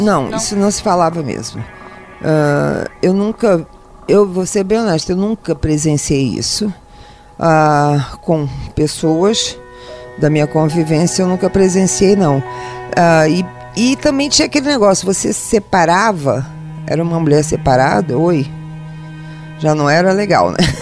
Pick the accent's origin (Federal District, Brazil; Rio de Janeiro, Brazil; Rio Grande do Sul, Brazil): Rio de Janeiro, Brazil; eu sou carioca, do Rio de Janeiro, nascida na Laranjeiras, criada na Lapa e criada em Santa Teresa num colégio interno de freiras